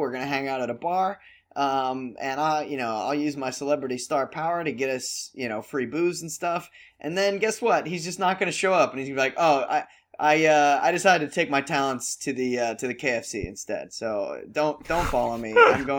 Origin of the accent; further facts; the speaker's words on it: Cleveland, Ohio, United States; I'm from the Cleve town